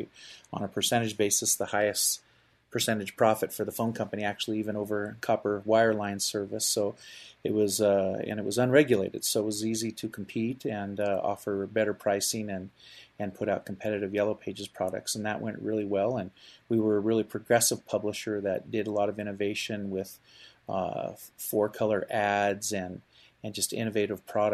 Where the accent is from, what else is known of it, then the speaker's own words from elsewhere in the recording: Seattle, Washington, United States; moved away as an adult; now in Provo, United States; I was raised in Seattle, Washington